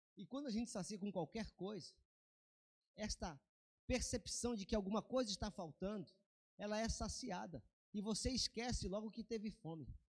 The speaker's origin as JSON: {"language": "Portuguese", "country": "Brazil", "said": "como um bom brasileiro que sou"}